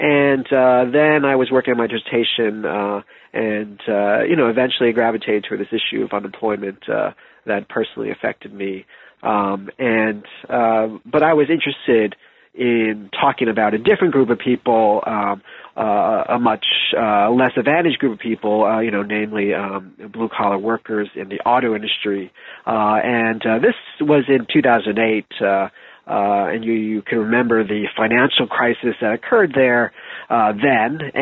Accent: New Jersey, United States; I grew up mostly in New Jersey, near Philadelphia

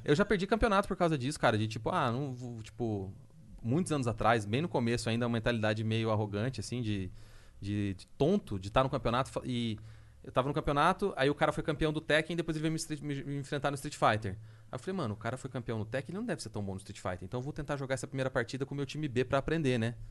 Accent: Londrina, Paraná, Brazil; eu sou de Londrina, viajei de lá para Curitiba

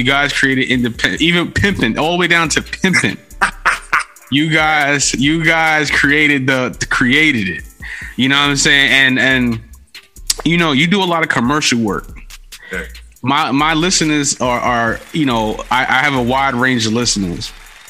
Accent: New York City, New York, United States; I'm from the Bronx. The Bronx is a lot like Vallejo.

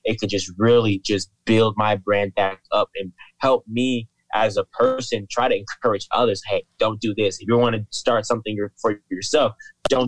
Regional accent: Fresno, California, United States; I grew up in Fresno

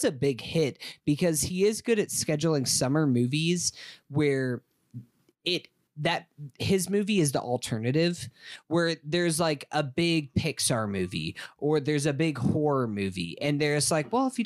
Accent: Staten Island, New York, United States; Oh, I remember I grew up on Staten Island. I had to take the ferry to get to work

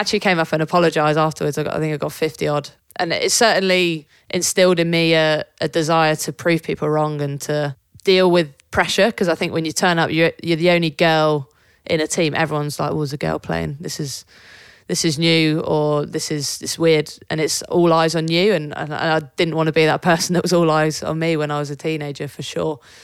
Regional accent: Devon, South West England, United Kingdom; I grew up in Devon

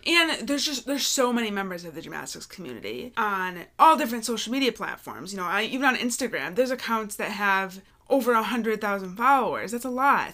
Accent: Michigan, United States; We're from Michigan

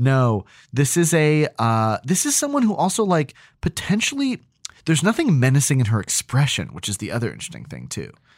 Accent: New Hampshire, United States; growing up in New Hampshire

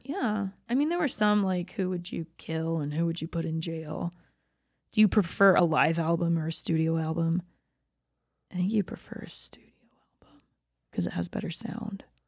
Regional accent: Dahlonega, Georgia, United States; also born or lived in Dawsonville, Georgia; I grew up half the time in Dawsonville and half the time in Dahlonega

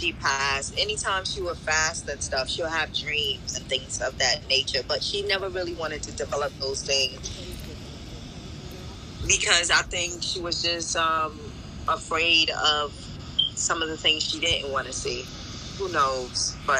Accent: Ghana; born there; I'm Ghanaian by birth, and we do have a bit of Portuguese in us because my great grandfather from my mother's side came from Portugal and settled in Ghana

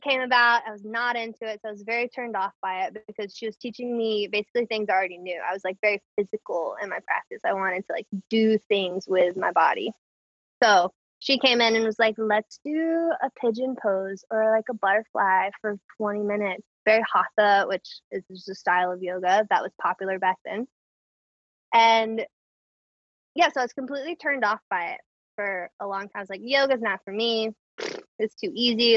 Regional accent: Clayton, North Carolina, United States; moved away as an adult; also born or lived in Raleigh, North Carolina / Endwell, New York; now in New York, United States; I'm from Clayton, which is like right outside of Raleigh

